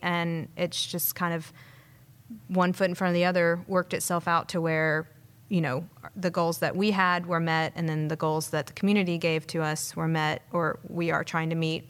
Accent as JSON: {"language": "English", "town": "Madison", "region": "Alabama", "country": "United States", "tie": "born or raised there", "also_born_or_lived": "Savannah, Georgia", "said": "grew up here, though. Well, Madison"}